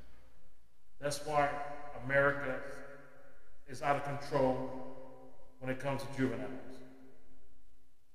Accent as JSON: {"language": "English", "town": "Los Angeles", "region": "California", "country": "United States", "tie": "born or raised there", "moved": "yes", "said": "I'm born and raised in Los Angeles."}